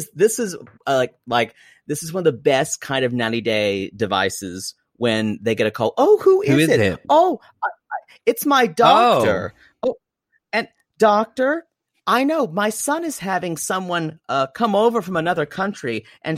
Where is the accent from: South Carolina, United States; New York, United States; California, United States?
South Carolina, United States; also born or lived in Louisiana; my experience growing up in South Carolina